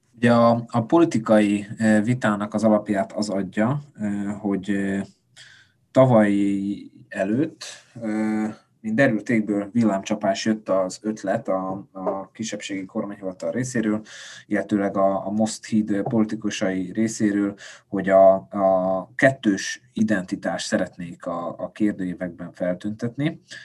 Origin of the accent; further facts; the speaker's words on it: Felvidék, Slovakia; felvidéki magyarként